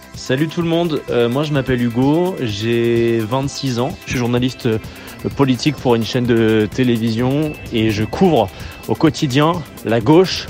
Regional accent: Nancy, Grand Est, France; moved away as an adult; also born or lived in Lille; now in Paris, France; j'ai grandi à Nancy.

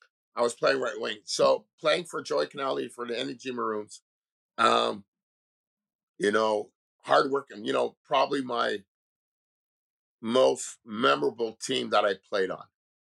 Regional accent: Montreal, Quebec, Canada; growing up in Montreal, and like I said, living in multicultural

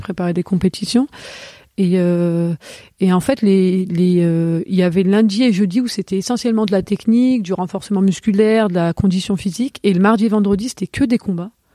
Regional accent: Vénissieux, Auvergne-Rhône-Alpes, France; also born or lived in Lyon; on a déménagé très tôt quand j'étais j'étais petite et on a on habitait sur Vénissieux

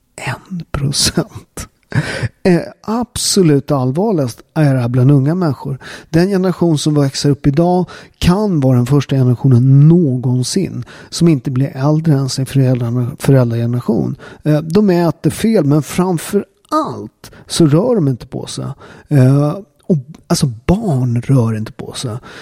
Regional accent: Southern Italy, Italy; now in Sweden; i södra Italien, där jag kommer ifrån

